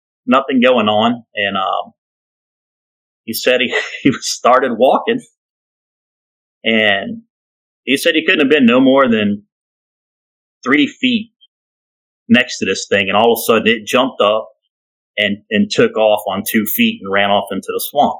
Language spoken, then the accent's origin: English; Kentucky, United States; moved away; we're from Kentucky